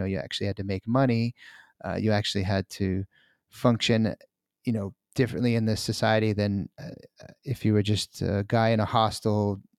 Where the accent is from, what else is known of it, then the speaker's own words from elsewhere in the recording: New York, United States; also born or lived in New Jersey / Korea / Malaysia / Morocco; now in United Arab Emirates; I grew up in the U.S. I'm from New York and New Jersey, and I've traveled around a bit. I've been living in Korea, or I was living in Korea, Malaysia, Morocco, Chile, and now I'm currently in the UAE outside of Dubai.